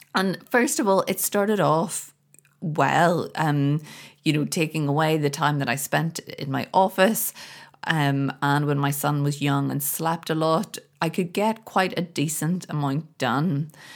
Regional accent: Belfast, Northern Ireland, United Kingdom; moved away; here in Belfast. I'm over visiting my family and friends for the first time in a very, very long time. I feel so great to be back. I grew up here

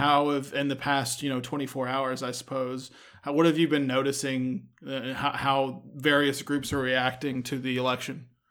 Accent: Texas, United States; we're from Texas

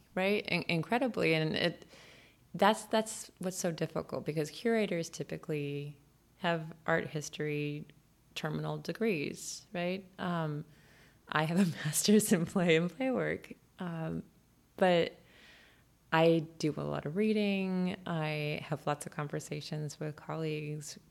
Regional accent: California, United States; moved away; also born or lived in Boston; I was born in California, moved to Boston.

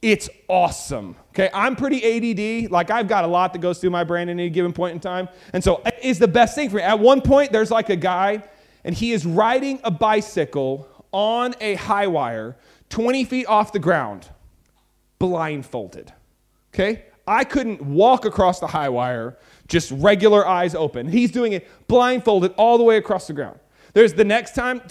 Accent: Texas, United States; I'm from Texas

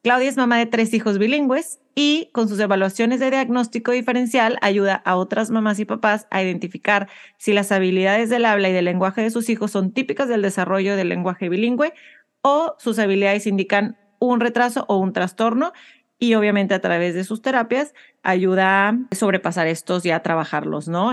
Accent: Mexico; now in United States

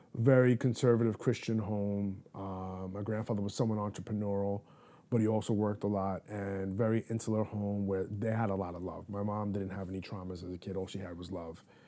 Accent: New York City, New York, United States; I was born and raised in Manhattan in the Upper East Side border of, uh, Upper East Side and East Harlem.

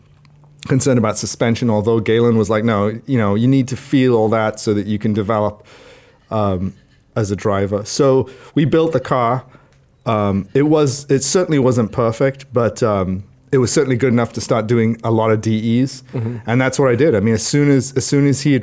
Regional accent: Trinidad & Tobago; moved away; I grew up in Trinidad, in the Caribbean

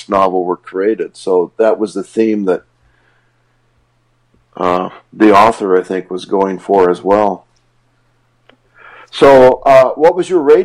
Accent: Montana, United States; now in Los Angeles, United States; my hometown in Montana

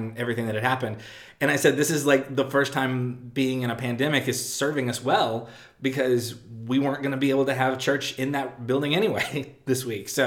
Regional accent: Texas, United States; being a Texan

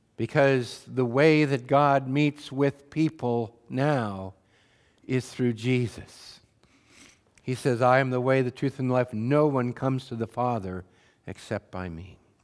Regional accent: Wheatland County, Montana, United States; I had the, the privilege of growing up in Wheatland County, Montana

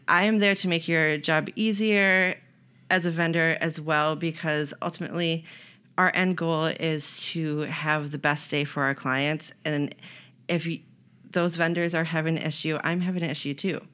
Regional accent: Otana, New York, United States; moved away as an adult; now in Rochester, United States; I grew up in Otana

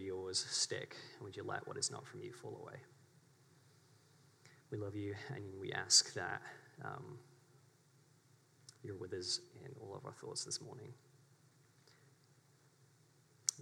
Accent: England, United Kingdom; moved away as an adult; also born or lived in St Andrews, Scotland; now in Waco, United States; I was born in England, in the UK

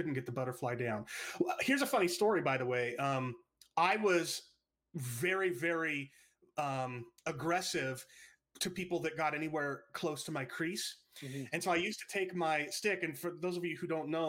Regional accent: Washington, United States; also born or lived in Paradise, California; Spent almost my whole life here

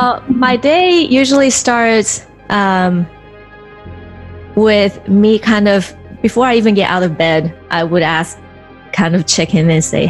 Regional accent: Taiwan; also born or lived in California; now in United States; island called Taiwan, which is a part of China. And then I moved to California. So usually I would just say I'm from California.

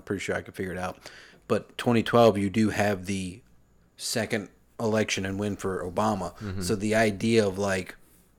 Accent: New York City, New York, United States; I'm a New Yorker

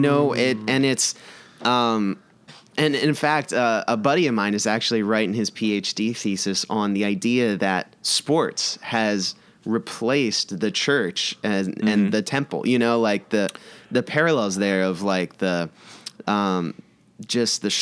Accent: United States; I'm like American to the core

